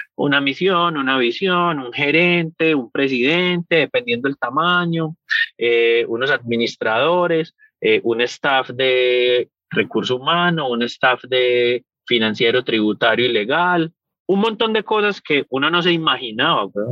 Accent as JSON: {"language": "Spanish", "area": "Paisa", "region": "Antioquia", "country": "Colombia", "also_born_or_lived": "United States", "moved": "yes", "said": "Los paisas, por cultura general, somos los mercaderes y los negociantes más hueputas que hay en el mundo"}